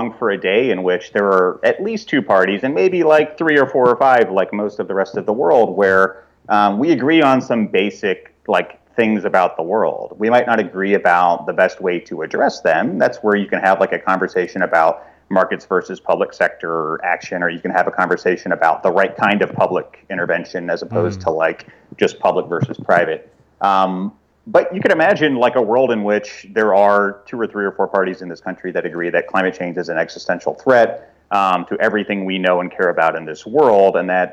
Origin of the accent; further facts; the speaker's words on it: Fort Smith, Arkansas, United States; moved away; my hometown of Fort Smith